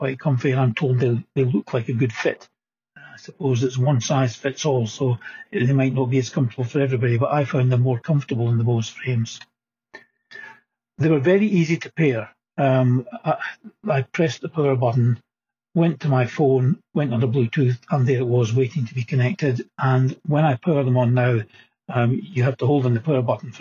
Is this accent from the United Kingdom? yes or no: yes; Scotland, United Kingdom; being a Scot